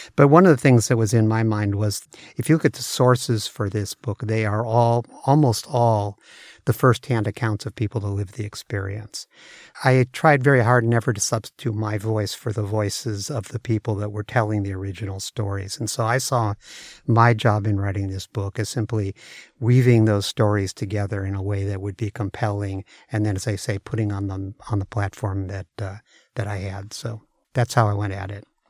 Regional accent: San Francisco Bay Area, California, United States; moved away as an adult; also born or lived in Seattle; now in Redmond, United States; I grew up in the Bay Area, but I came up to Seattle in, uh, nineteen eighty-eight to work for Microsoft

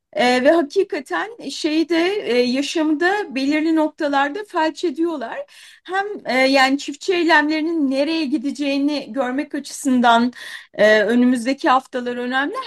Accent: Kahramanmaraş, Turkey; Ben de Maraşlıyım

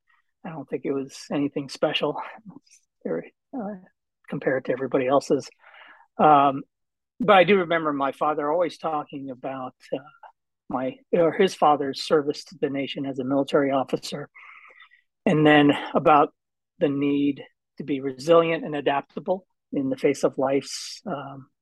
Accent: Southern California, United States; I was born and raised in Southern California

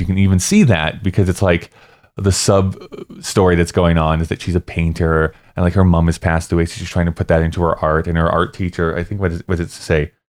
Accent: Canada

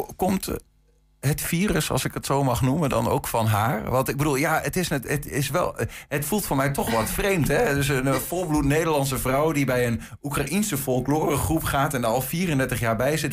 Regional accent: Netherlands; ik ben eh, een, Nederlander

